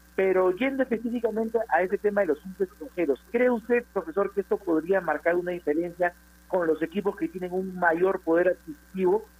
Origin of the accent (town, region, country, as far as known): Peru